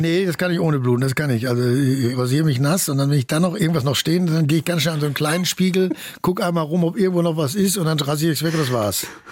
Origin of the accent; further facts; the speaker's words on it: Bochum, North Rhine-Westphalia, Germany; ich komme aus dem Ruhrgebiet